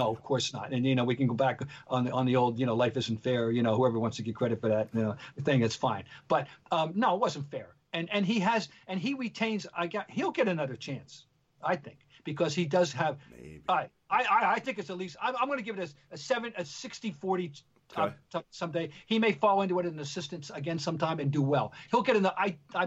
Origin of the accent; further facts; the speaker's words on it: New York, United States; you and I grew up in New York